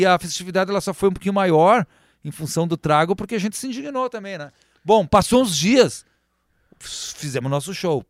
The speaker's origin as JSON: {"language": "Portuguese", "area": "Três Vendas", "region": "Rio Grande do Sul", "country": "Brazil", "said": "eu sou das Três Vendas, eu amo as Três Vendas"}